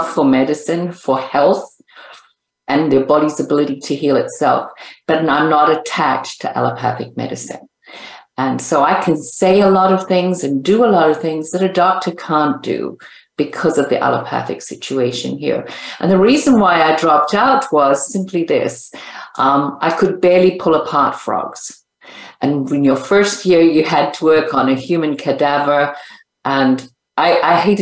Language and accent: English; Zimbabwe; also born or lived in California; now in Las Vegas, United States; I'm originally from Zimbabwe. So I say to people now that I live here in the United States